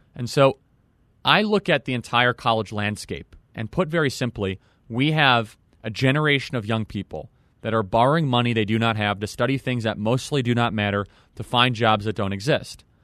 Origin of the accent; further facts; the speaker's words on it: suburban Chicago, Illinois, United States; I share a lot of the value system of suburban Chicago